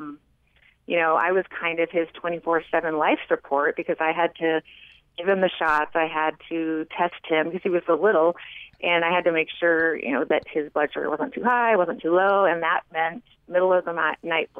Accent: California, United States; moved away as an adult; also born or lived in Bismarck, North Dakota; now in Heber City, United States; growing up in California

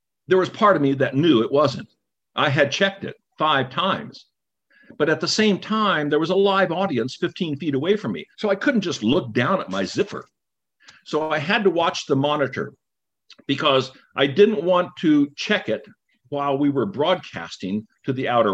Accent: Bethel, Alaska, United States; moved away; I'm from Bethel, because that's where I grew up. I wasn't born there.

